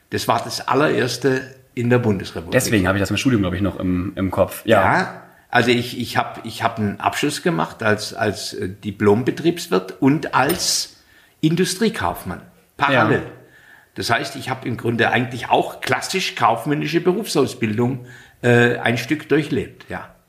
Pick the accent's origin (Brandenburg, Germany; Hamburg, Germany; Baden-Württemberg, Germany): Baden-Württemberg, Germany; ich bin ja aus dem Schwabenland äh, und da gibt es sogenannte Stubenhocker